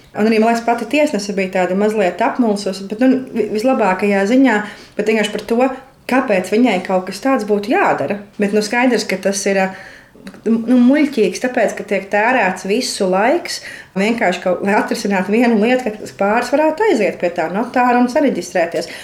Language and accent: Latvian; Latvia; Mēs abi esam latvieši un arī ļoti patriotiski par savu valsti